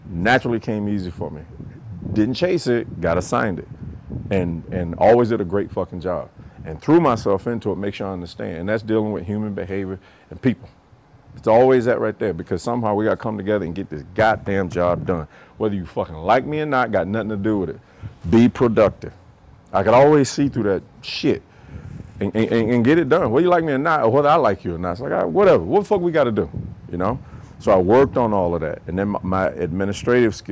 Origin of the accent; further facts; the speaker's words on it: Camp Hill, Alabama, United States; moved away as an adult; I'm from Camp Hill, Alabama. I know exactly what it's like here